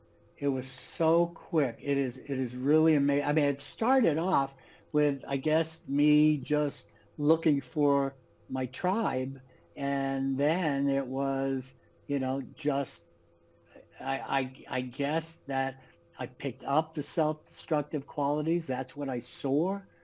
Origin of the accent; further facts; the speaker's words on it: New York, United States; born there; Like I said, I was born in New York. My father went to jail when I was 3 years old.